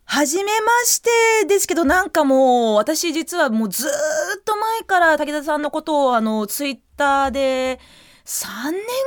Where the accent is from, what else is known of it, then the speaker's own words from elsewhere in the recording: New Zealand; moved away; 自分自身あのニュージーランドで育った